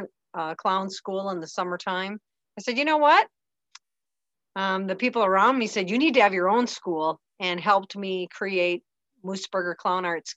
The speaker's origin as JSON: {"language": "English", "town": "Maple Lake", "region": "Minnesota", "country": "United States", "tie": "born or raised there", "moved": "as an adult", "said": "I moved back to Minnesota, back to my hometown, Maple Lake"}